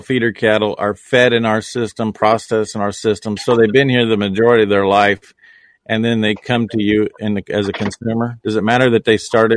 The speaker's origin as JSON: {"language": "English", "region": "Nebraska", "country": "United States", "tie": "born or raised there", "also_born_or_lived": "Illinois", "said": "my home state, the good life of Nebraska"}